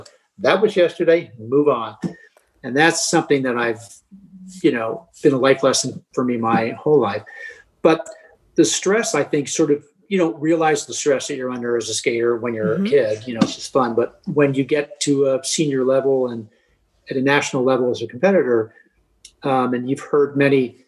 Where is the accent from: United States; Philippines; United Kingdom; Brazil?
United States; Baltimore, Maryland; I grew up in Baltimore as a kid at the Baltimore Figure Skating Club